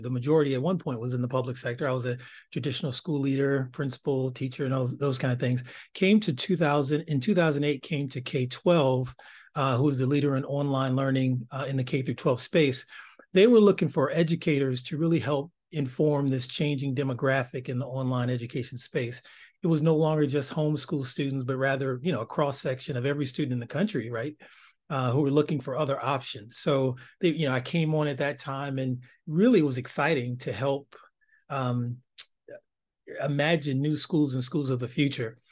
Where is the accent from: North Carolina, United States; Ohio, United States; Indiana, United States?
Ohio, United States; East Cleveland; growing up in East Cleveland, Ohio